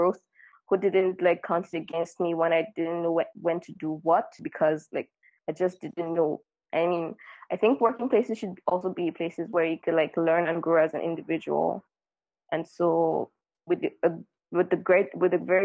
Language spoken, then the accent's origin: English; Nigeria; now in France; I'm from Nigeria and I live in France